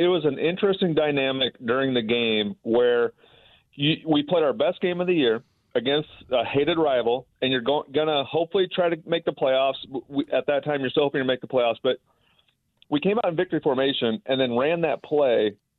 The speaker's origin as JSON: {"language": "English", "region": "Nebraska", "country": "United States", "tie": "born or raised there", "said": "You know, I grew up in Nebraska and watched Tom Osborne."}